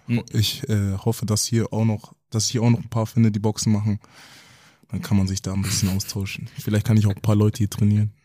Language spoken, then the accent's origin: German; Kaltenkirchen, Schleswig-Holstein, Germany; also born or lived in Hamburg; bin in Hamburg geboren, aber in Kaltenkirchen aufgewachsen